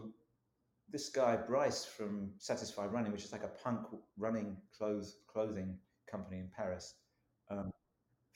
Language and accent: English; London, United Kingdom; moved away as an adult; now in San Francisco, United States; I'm from London, from East London